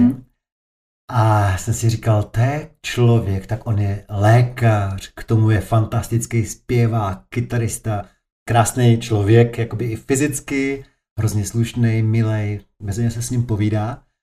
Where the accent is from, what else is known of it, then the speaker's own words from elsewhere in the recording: Prostějov, Olomouc Region, Czechia; já jsem z Prostějova, nedalekýho